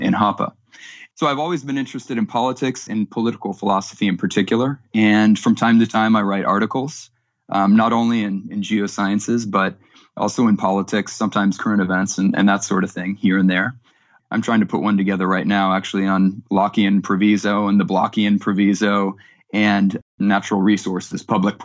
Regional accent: California, United States; also born or lived in Texas; I grew up between California and Texas. I'm a Californian now, living back here in California's Central Valley

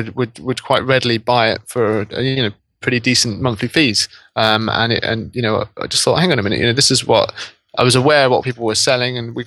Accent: Norwich, East of England, United Kingdom; I'm actually from Norwich in East Anglia

